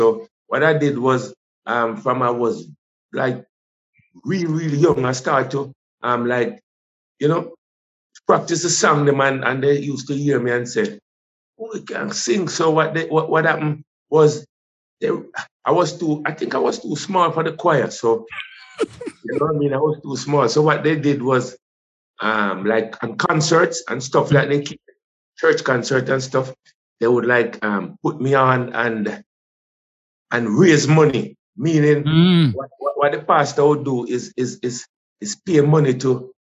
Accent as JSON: {"language": "English", "area": "rural St. Andrew", "region": "Saint Andrew", "country": "Jamaica", "tie": "born or raised there", "also_born_or_lived": "Kingston", "said": "I was born in Kingston, Jubilee. Yes. I grew up in with my grandmother in rural St. Andrew."}